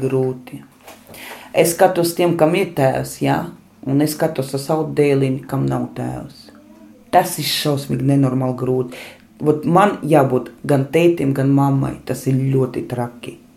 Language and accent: Latvian; Liepāja, Latvia; moved away as an adult; also born or lived in Monaghan, Ireland; now in Ireland; es pati esmu no Liepājas, pabeidzu arotvietu skolu